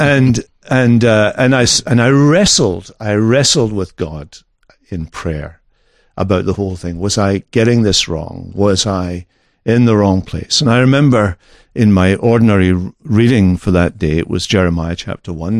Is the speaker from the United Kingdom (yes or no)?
yes; Scotland, United Kingdom; moved away